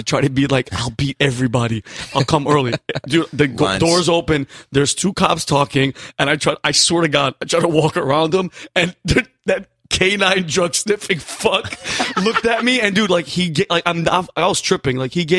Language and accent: English; New Britain, Connecticut, United States; also born or lived in Yonkers, New York; I was from Yonkers, New York. Yeah. And then grew up in New Britain, Connecticut.